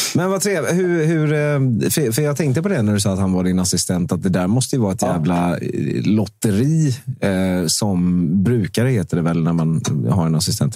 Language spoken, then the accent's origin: Swedish; Småland, Sweden; jag är också från Småland